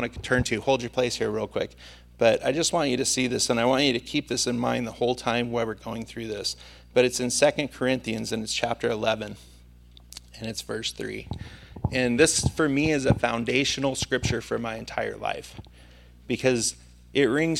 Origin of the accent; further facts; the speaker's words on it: Santa Maria, California, United States